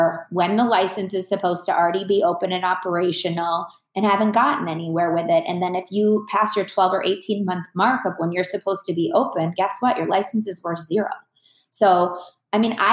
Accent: Minnesota, United States; moved away as an adult; now in Phoenix, United States; I'm originally from Minnesota. I was born and raised there. I've lived in Phoenix longer than I ever lived in Minnesota because I moved here when I was relatively young.

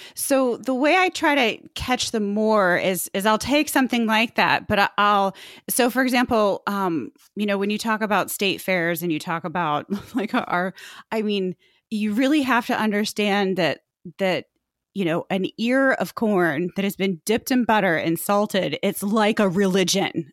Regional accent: Indianapolis, Indiana, United States; I grew up in Indianapolis

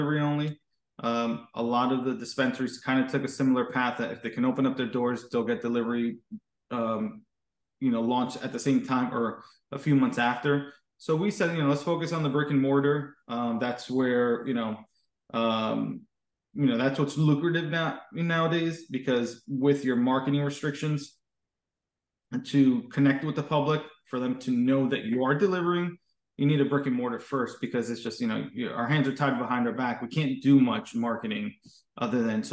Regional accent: Hudson County, New Jersey, United States; also born or lived in New York; I grew up in Hudson County, New Jersey

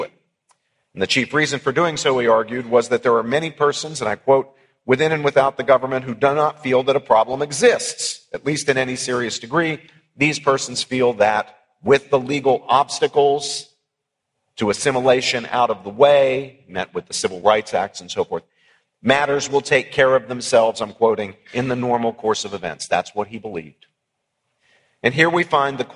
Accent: West Virginia, United States; my own native Appalachia. I grew up in West Virginia

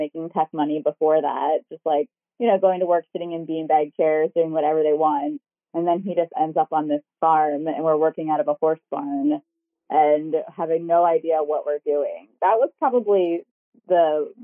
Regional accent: Baltimore, Maryland, United States; moved away as an adult; also born or lived in Medford, Oregon; I was born and raised in Baltimore

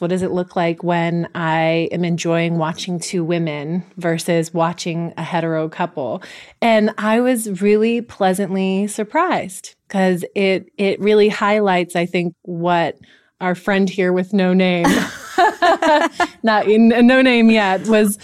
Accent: the Bay Area, California, United States; growing up in the Bay Area

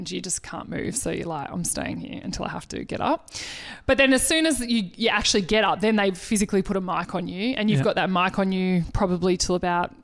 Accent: Melbourne, Victoria, Australia; we're from Melbourne.

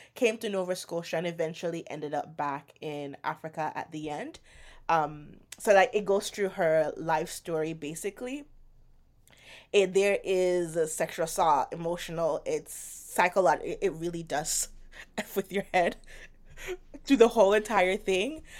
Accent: Jamaica; moved away; I grew up in Jamaica

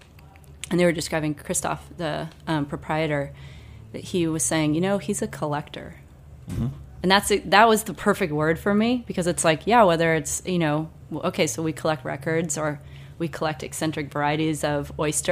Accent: Duxbury, Massachusetts, United States; Most of us are actually from Duxbury. I was raised right on Island Creek

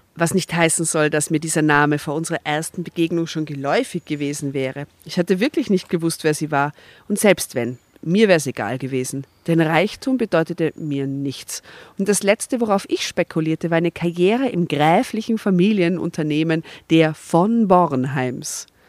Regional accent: Austria; bei uns in Österreich

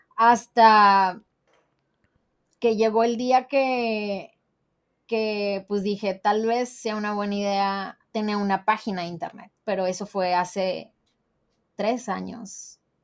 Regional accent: Monterrey, Nuevo León, Mexico; soy regia

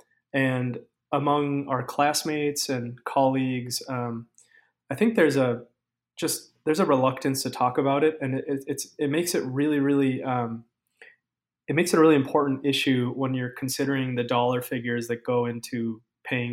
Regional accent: Minnesota, United States; I was born and raised in Minnesota

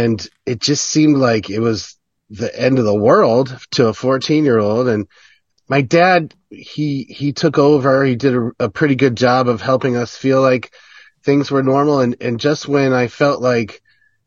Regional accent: Connecticut, United States; I'm from Connecticut in a small town, not the rich part, but the dumb part.

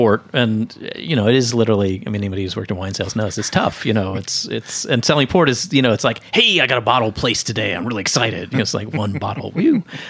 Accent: Texas, United States; moved away; also born or lived in Boston; I grew up in Texas.

